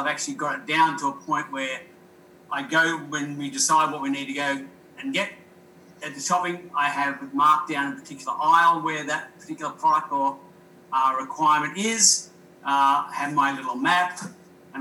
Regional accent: Australia; moved away; I'm originally from Australia, and we are very large lamb eaters

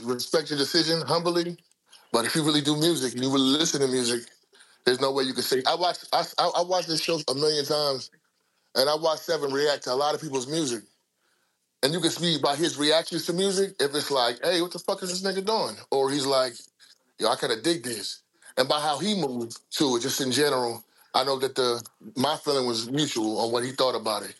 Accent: New Jersey, United States; I'm from the East Coast. I'm from Jersey

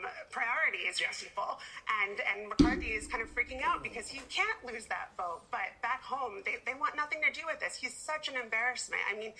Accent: Jericho, New York, United States; every weekend in 7th and 8th grade, I had a bar and bat mitzvah to go to and growing up in Jericho, New York.

